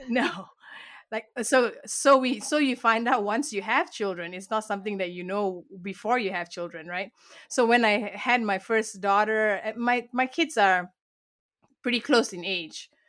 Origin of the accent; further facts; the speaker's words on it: Malaysia; I was born and raised in Malaysia, and that's where this beautiful accent comes from